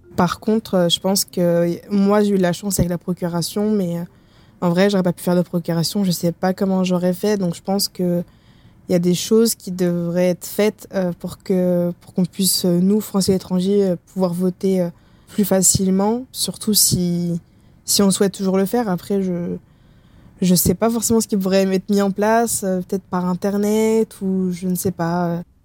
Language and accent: French; France; moved away; also born or lived in North America